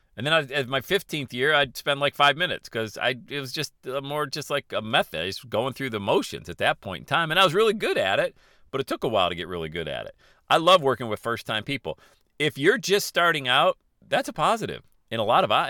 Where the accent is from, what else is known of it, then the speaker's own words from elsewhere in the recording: Bradford, Pennsylvania, United States; growing up in Bradford, P